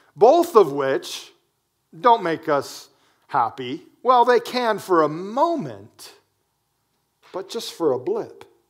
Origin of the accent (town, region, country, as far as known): United States